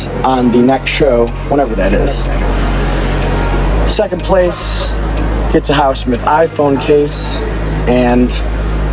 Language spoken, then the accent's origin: English; Detroit, Michigan, United States; moved away; my hometown, the birthplace of techno, the city that hosted MJ Stein, John Deich, and myself this last weekend, the city of Detroit